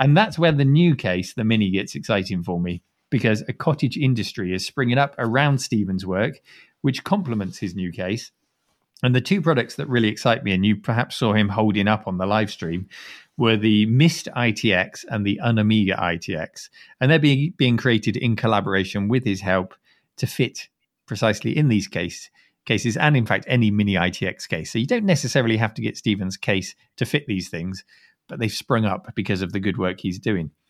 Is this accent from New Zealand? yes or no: no; United Kingdom; as a Brit